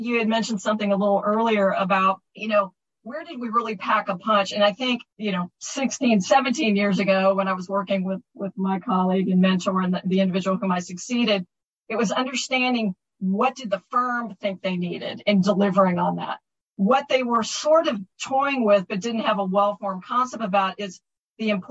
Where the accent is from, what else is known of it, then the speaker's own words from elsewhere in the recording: Texas, United States; I'm a Texan